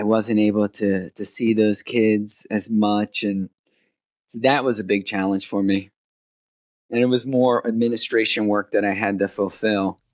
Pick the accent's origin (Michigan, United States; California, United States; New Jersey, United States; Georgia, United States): New Jersey, United States; moved away as an adult; also born or lived in India; I came from America, born and raised over here in New Jersey